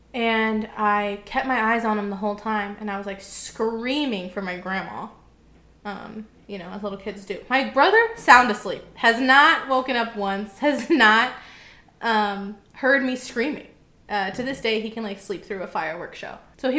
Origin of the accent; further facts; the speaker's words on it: Texas, United States; I think it was growing up in Texas.